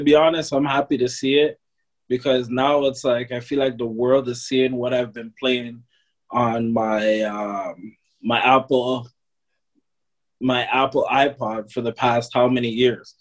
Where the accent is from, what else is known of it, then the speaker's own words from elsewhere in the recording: Toronto, Ontario, Canada; born and raised in Toronto